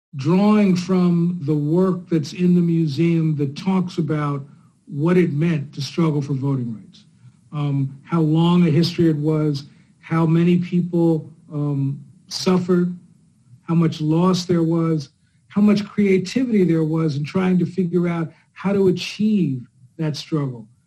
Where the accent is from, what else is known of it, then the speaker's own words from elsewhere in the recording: New Jersey, United States; moved away; also born or lived in Chicago; I'm a kid from Jersey